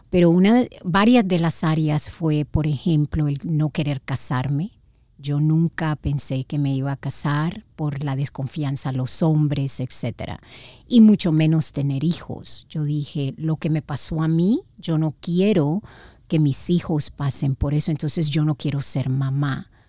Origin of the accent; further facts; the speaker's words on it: Managua, Nicaragua; born there; Bueno, nací en Nicaragua, Managua, Nicaragua, Centroamérica, y tuve una niñez muy, muy linda.